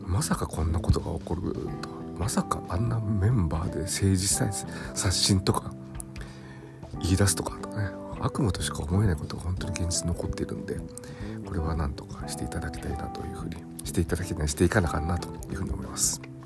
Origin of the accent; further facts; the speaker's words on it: Nagoya, Aichi, Japan; 地元名古屋